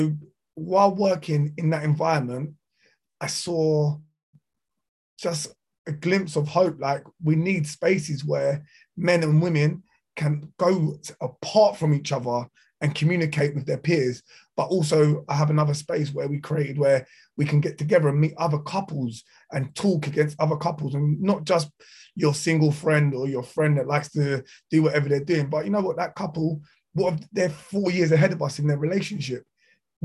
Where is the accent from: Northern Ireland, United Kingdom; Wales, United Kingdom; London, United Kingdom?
London, United Kingdom; South Croydon; I'm from South Croydon